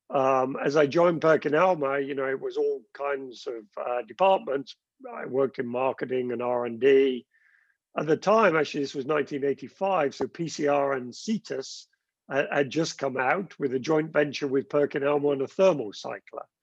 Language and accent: English; South West England, United Kingdom; accent: Gloucestershire; I, I grew up in the west of the country in Gloucestershire. Uh, I think I've long lost my Gloucestershire accent, um, but went to school there.